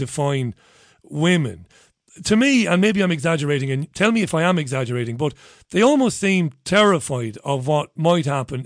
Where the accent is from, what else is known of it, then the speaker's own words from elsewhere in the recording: Ireland; also born or lived in Manchester; now in United Kingdom; I'm a 47-year-old Irish guy, and where I grew up in Ireland